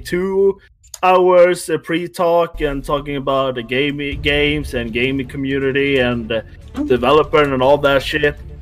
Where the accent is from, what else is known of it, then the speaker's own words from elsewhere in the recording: Sweden; I'm from Sweden